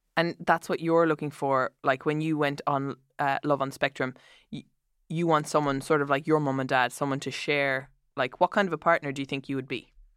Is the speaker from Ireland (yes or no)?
yes; Ireland; as an Irish person